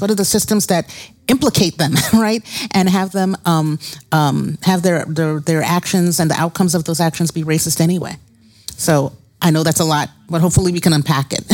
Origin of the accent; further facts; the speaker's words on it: New York City, New York, United States; moved away as an adult; now in Detroit, United States; I grew up in Brooklyn, New York